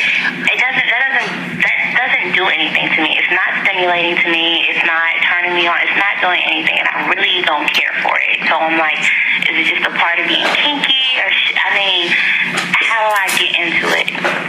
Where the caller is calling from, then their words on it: Cincinnati, Ohio, United States; and I'm 24, and I'm calling from Cincinnati, Ohio.